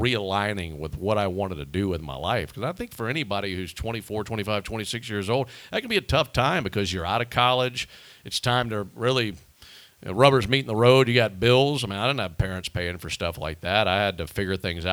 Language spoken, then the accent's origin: English; Pearl, Mississippi, United States; The Mississippi Braves had been there since 2005 in my hometown